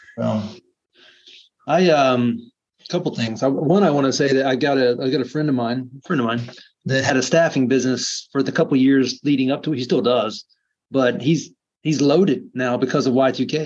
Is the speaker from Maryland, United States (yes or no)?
no; South Florida, United States; I grew up in South Florida